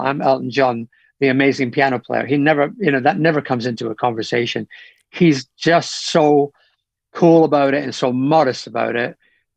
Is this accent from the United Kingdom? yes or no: yes; Scotland, United Kingdom; in my home, well, not in my hometown, but in Glasgow, in Scotland.